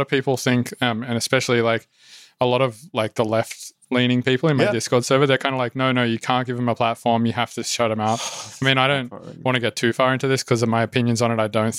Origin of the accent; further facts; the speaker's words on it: Australia; Oh, so I was like from Australia, and in Australia, culturally, it's fine to say some words.